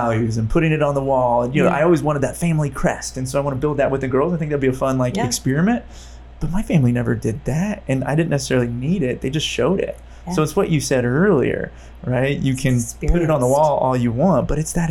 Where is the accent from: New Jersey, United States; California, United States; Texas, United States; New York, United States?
California, United States; Modesto; I grew up in Modesto